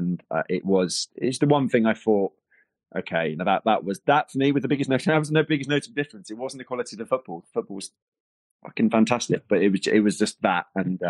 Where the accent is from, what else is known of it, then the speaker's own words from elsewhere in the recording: United Kingdom; I grew up slightly outside London